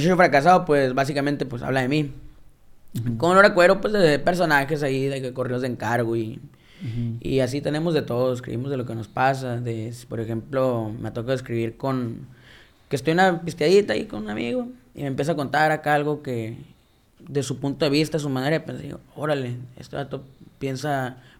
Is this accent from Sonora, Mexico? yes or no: yes; Caborca, Sonora, Mexico; Caborca, que es de donde yo soy